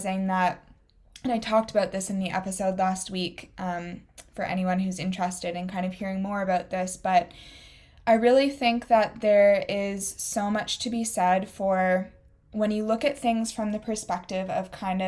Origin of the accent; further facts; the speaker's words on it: Waterloo, Ontario, Canada; where you and I grew up in Waterloo, Ontario